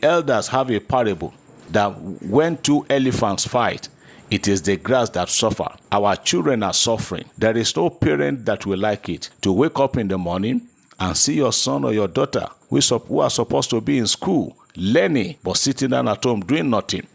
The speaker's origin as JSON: {"language": "English", "country": "Nigeria", "said": "as a Nigerian"}